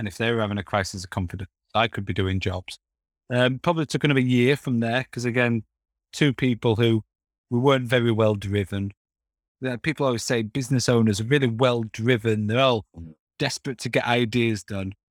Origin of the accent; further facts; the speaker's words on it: Castleford, Yorkshire and the Humber, United Kingdom; moved away; I'm originally from Castleford